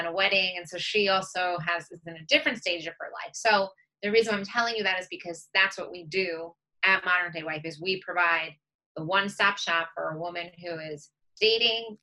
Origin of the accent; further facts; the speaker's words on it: Long Island, New York, United States; I grew up on Long Island, which is in New York